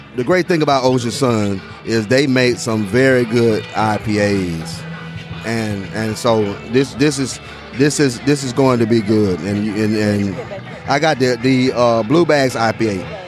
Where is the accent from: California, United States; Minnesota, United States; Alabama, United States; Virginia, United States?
Alabama, United States; Tuscaloosa; born and raised in Tuscaloosa, Alabama, class of 1993